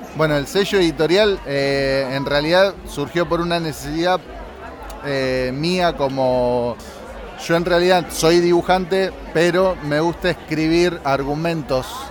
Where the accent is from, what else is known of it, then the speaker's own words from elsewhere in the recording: Rosario, Santa Fe, Argentina; la ciudad de Rosario que es de donde soy yo